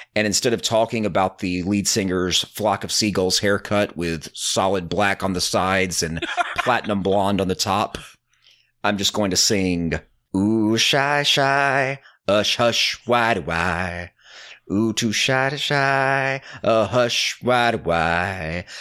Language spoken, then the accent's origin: English; Alabama, United States; I'm from Alabama